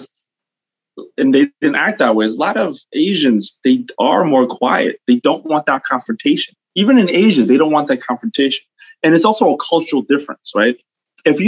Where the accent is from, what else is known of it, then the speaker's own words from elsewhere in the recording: Long Island, New York, United States; I grew up out in Long Island, but I was right on the border of Queens